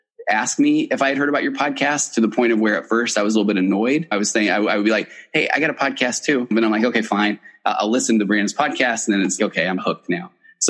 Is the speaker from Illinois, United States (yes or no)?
no; Highland, Utah, United States; Highland? So I grew up there.